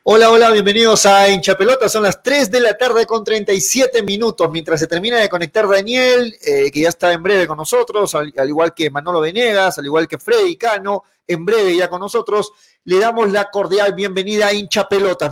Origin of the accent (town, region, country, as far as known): Peru